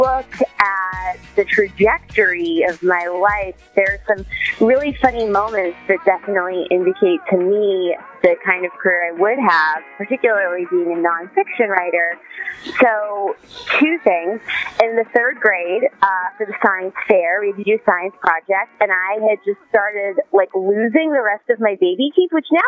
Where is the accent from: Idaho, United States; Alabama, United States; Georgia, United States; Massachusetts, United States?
Massachusetts, United States; Worcester; moved away; I grew up in Worcester, Massachusetts, kind of the armpit of New England, but a great place to leave and also a great place to return